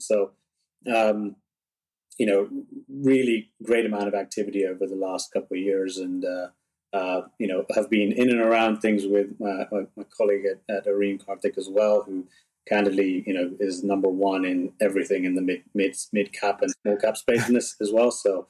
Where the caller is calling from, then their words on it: San Francisco, California, United States; I'm dialing in from San Francisco, which is where I'm based.